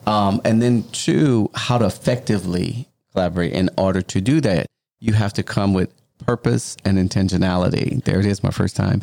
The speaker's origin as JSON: {"language": "English", "region": "Louisiana", "country": "United States", "tie": "born or raised there", "moved": "yes", "said": "I'm originally from Louisiana, right? And where we're building is in my home city."}